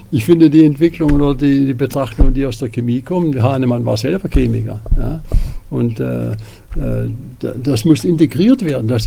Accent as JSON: {"language": "German", "town": "Tübingen", "region": "Baden-Württemberg", "country": "Germany", "said": "Ich komme ja aus Tübingen."}